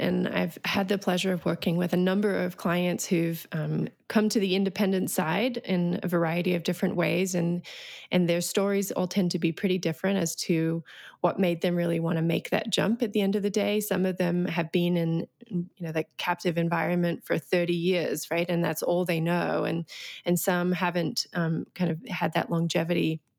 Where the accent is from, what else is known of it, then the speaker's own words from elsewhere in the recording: Australia; moved away as an adult; now in United States; I came to the United States in 2007. I grew up in Australia. Don't really have an accent anymore, though apparently it comes out every now and again on a couple of words.